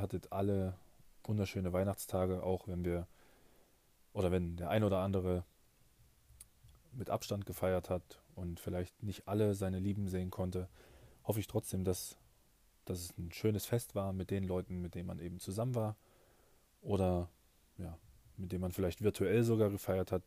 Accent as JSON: {"language": "German", "town": "Nebra", "region": "Saxony-Anhalt", "country": "Germany", "tie": "born or raised there", "said": "in meiner Heimatstadt in Nepra in, in Sachsen-Anhalt"}